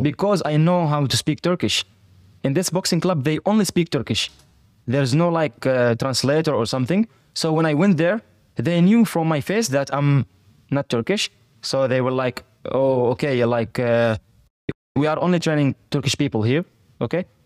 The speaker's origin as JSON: {"language": "English", "region": "Fujairah", "country": "United Arab Emirates", "tie": "born or raised there", "also_born_or_lived": "Palestine / Turkey", "lives_now": "Dubai, United Arab Emirates", "said": "I was born in Fujairah"}